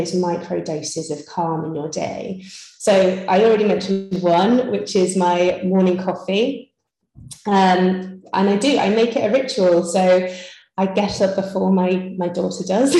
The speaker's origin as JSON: {"language": "English", "region": "Yorkshire and the Humber", "country": "United Kingdom", "moved": "yes", "said": "I'm originally from Yorkshire. So, you know, you can take the girl out of Yorkshire"}